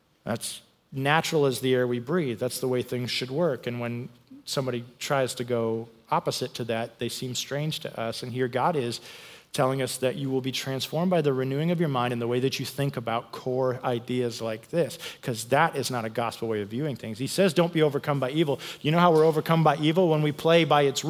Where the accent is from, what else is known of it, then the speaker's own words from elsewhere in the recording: United States; I'm an American